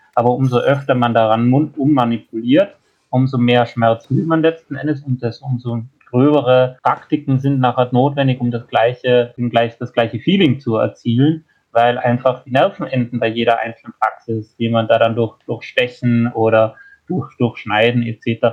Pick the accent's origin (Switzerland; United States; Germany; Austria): Austria; bei uns in Österreich